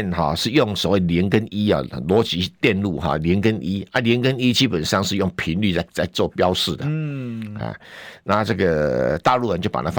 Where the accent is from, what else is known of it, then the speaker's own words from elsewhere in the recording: Taiwan; 那我们台湾没有人，呃，有人讲说我们台湾人不讲视频，我们要讲影片。